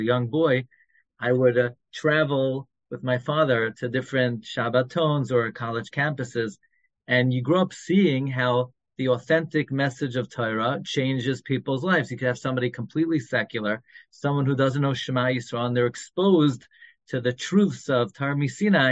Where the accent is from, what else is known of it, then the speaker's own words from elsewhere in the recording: New York City, New York, United States; moved away as an adult; now in Five Towns, United States; When I grew up in Flatbush, I grew up on M31st